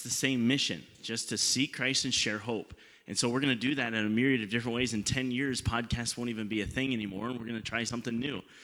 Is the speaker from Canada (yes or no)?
yes; Canada; we're Canadian